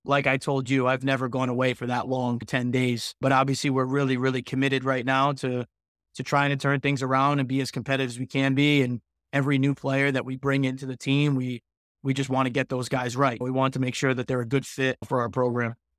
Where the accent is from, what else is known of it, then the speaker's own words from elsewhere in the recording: Fall River, Massachusetts, United States; also born or lived in Vermont / Swansea, Massachusetts; I grew up in Fall River, Massachusetts